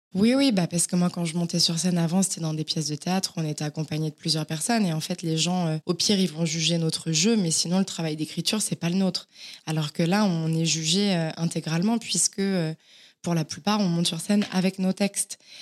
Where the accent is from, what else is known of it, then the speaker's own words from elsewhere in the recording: Auvergne-Rhône-Alpes, France; moved away as an adult; also born or lived in Villefranche-sur-Saône; now in Paris, France; Et j'ai grandi dans un petit village à côté de, Villefranche.